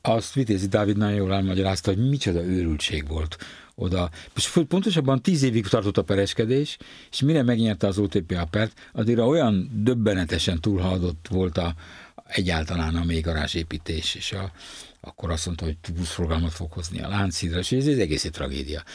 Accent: Budapest, Hungary; itt Zuglóban nőttem fel, Törökőr nevű környéken

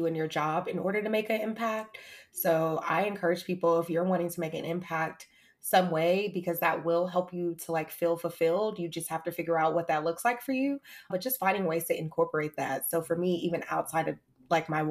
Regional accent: Atlanta, Georgia, United States; also born or lived in Hampton, Virginia; I moved back to my hometown, shout out to Atlanta

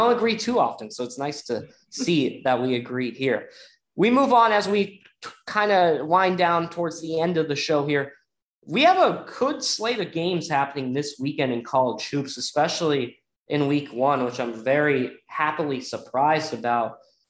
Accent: San Diego, California, United States; I'm from San Diego

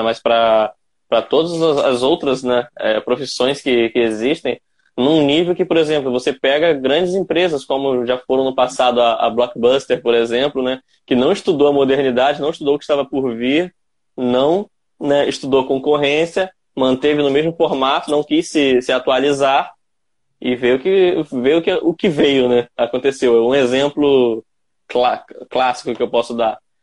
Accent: Campos dos Goytacazes, Rio de Janeiro, Brazil; Eu sou da cidade do interior do estado. Eu sou de Campos dos Goitacazes

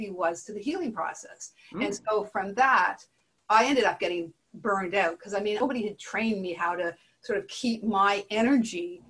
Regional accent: Montreal, Quebec, Canada; moved away; also born or lived in Nova Scotia; I grew up in Montreal, but I went and homesteaded in Nova Scotia

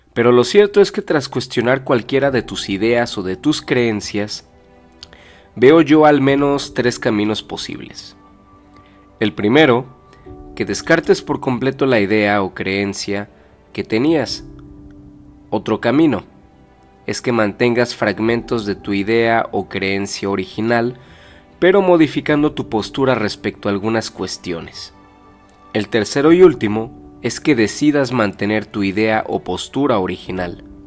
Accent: Mexico; en mi país, México

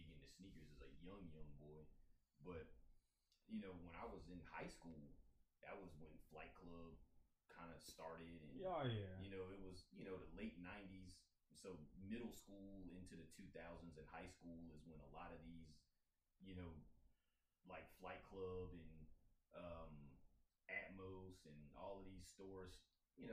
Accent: Tidewater area, Virginia, United States; now in Arizona, United States; growing up in the Tidewater area, we had Commonwealth

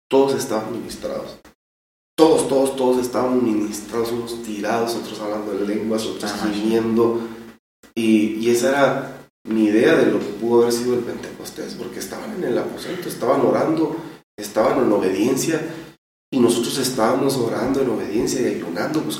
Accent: Tijuana, Baja California, Mexico; yo soy de Tijuana.

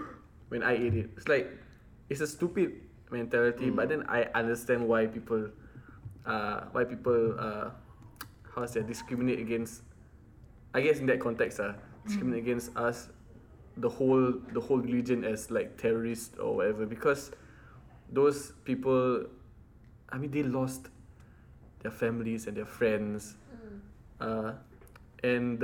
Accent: United States; as an American

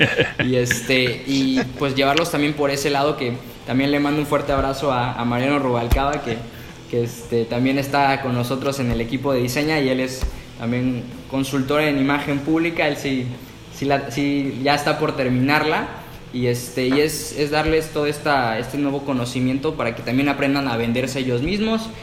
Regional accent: Mexico; somos mexicanos

